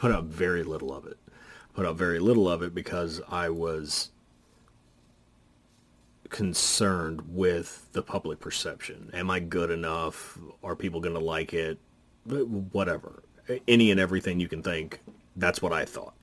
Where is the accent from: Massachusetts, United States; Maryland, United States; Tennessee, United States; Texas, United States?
Texas, United States; Dallas; I grew up in the metalhead community here in Dallas.